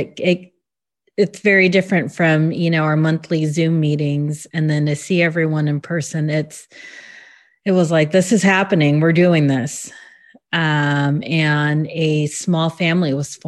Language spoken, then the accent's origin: English; Illinois, United States; also born or lived in LaGrange Park, Illinois; I grew up in Illinois. I grew up in Burrage, actually